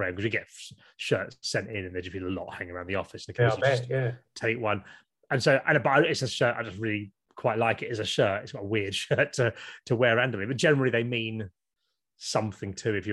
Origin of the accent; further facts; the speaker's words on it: Kent, South East England, United Kingdom; I grew up in Kent in the 1980s